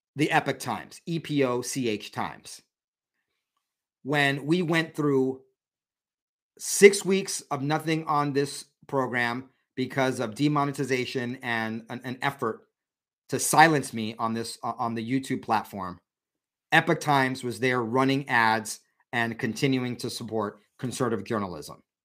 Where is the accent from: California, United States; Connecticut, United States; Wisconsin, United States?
California, United States; San Diego; my hometown of San Diego